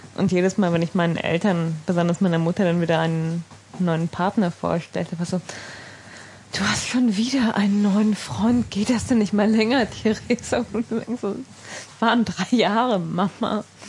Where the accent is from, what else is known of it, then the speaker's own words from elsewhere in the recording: Sauerland, North Rhine-Westphalia, Germany; now in Berlin, Germany; ich bin ja in einer Kaninchenzüchterfamilie aufgewachsen im Sauerland